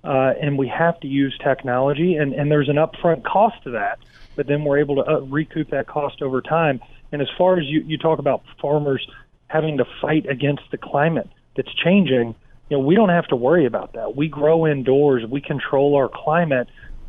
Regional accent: Kentucky, United States; You know, I grew up in Kentucky in the middle part of the country

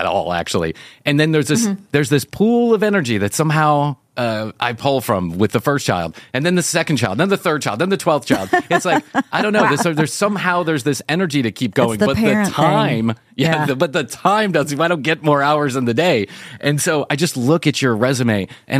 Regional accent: Chicago, Illinois, United States; moved away as an adult; I'm from Chicago.

